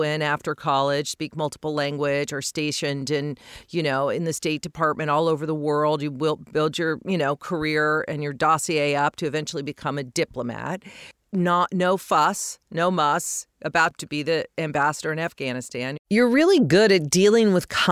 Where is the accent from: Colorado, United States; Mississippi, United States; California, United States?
Colorado, United States; I grew up in Colorado